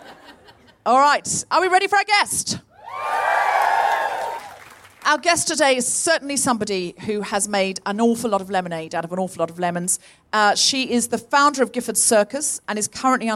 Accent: Australia; moved away as an adult; also born or lived in Britain; now in United Kingdom; I was born and raised in Australia, but I've lived in Britain all my grown-up life.

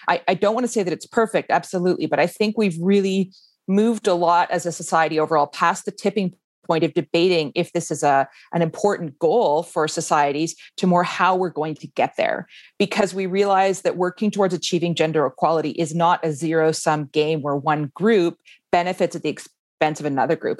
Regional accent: Canada; moved away as an adult; now in Iceland; I grew up in Canada

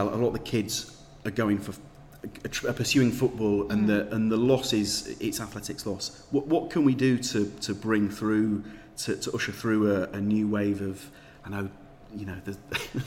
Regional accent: Leeds, Yorkshire and the Humber, United Kingdom; accent: Leeds; I'm from Leeds

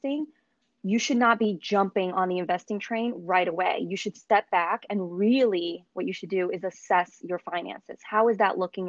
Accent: Brazil; moved away; I am an immigrant. I was born in Brazil

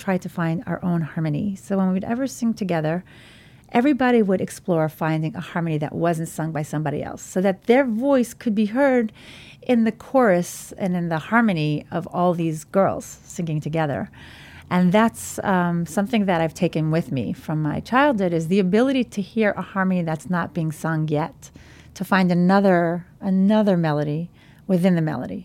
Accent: New York City, New York, United States; I grew up in Borough Park, an ultra-Orthodox Hasidic community in Brooklyn

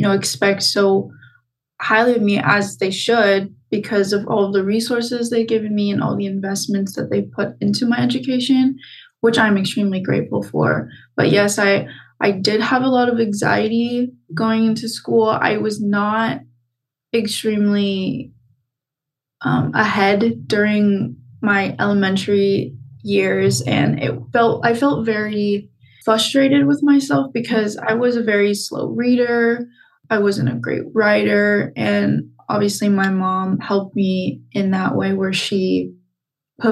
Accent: Pasadena, California, United States; I'm from Pasadena, born and raised here

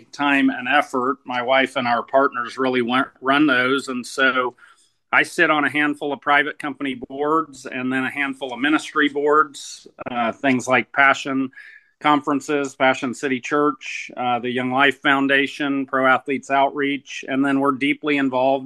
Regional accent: South Georgia, United States; moved away; also born or lived in United Kingdom; I'm from South Georgia, about 15 minutes from the Florida border, and though I didn't, live there my whole life, I lived there a long time

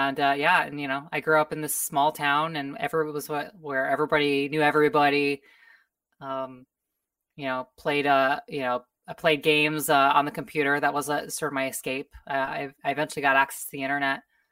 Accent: Oklahoma, United States; So I grew up in the Midwest, in the Heartland, as it's known in the U.S., state of Oklahoma

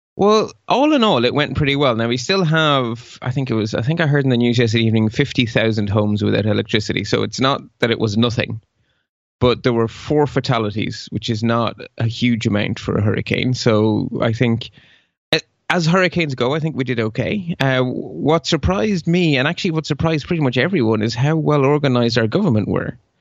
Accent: Ireland; accent: local accent; English is a second language; also born or lived in Belgium; I carry a Belgian passport because I was born in Belgium and moved to Ireland at age four, and I was put into school without a word of English

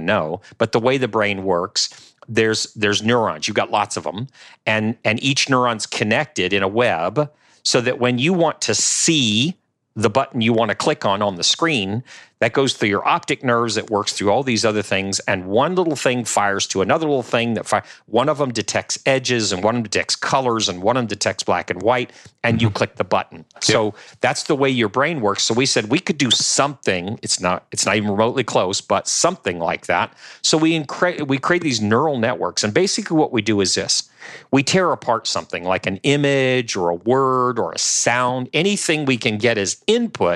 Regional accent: New Orleans, Louisiana, United States; Patrick and I both from the New Orleans area, right? We're from Louisiana

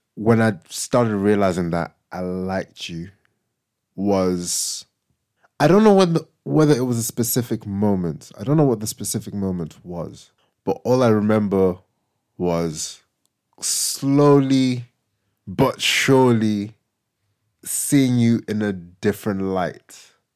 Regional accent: Zimbabwe; moved away; growing up in Zim and my parents leaving to move here

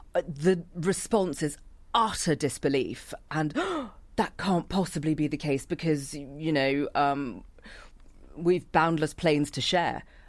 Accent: United Kingdom; accent: British; moved away as an adult; now in Australia; I've got a British accent because of my upbringing

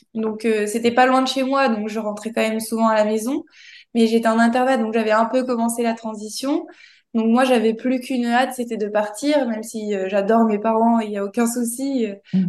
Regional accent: near Toulouse, Occitania, France; je suis originaire de Toulouse, donc pas loin de Toulouse.

